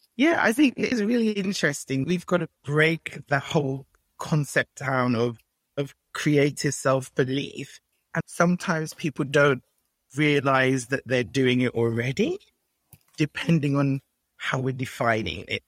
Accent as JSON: {"language": "English", "country": "Nigeria", "said": "being Nigerian"}